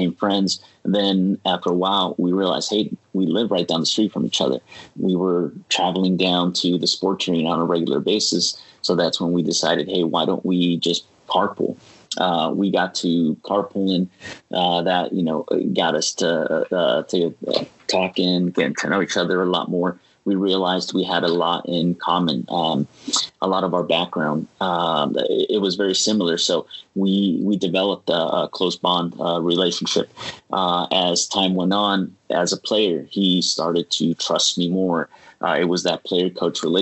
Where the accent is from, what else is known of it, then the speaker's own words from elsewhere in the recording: San Diego, California, United States; also born or lived in Portland; me being a San Diego native